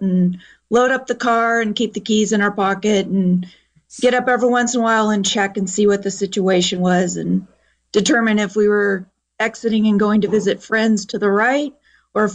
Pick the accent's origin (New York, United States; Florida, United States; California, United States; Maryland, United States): California, United States; Lake County; I was born and raised in Lake County, lived in Lake County about 48 of my 51 years. So Lake County, as you know, is very prone to wildfire. So grown up with it most of my life in a rural area with no phone service, no TV, no radio